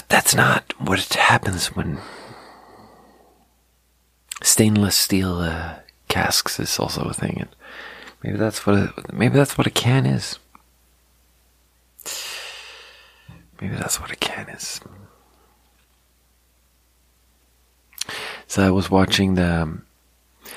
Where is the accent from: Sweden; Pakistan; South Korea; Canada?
Sweden; growing up in Sweden, they taught us so much about the Holocaust